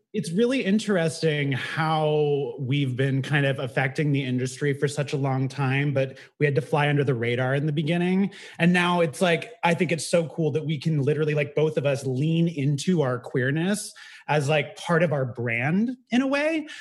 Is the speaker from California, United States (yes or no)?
yes; Bay Area, California, United States; moved away as an adult; now in New York City, United States; I grew up in the Bay Area